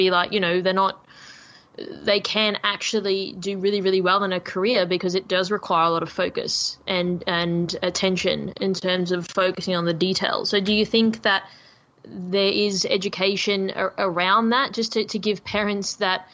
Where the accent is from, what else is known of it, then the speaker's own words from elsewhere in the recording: Australia; we as Australian citizens